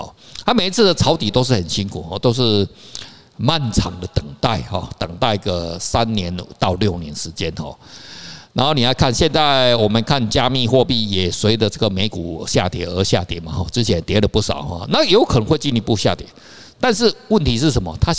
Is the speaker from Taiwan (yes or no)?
yes; Taiwan; 我们台湾话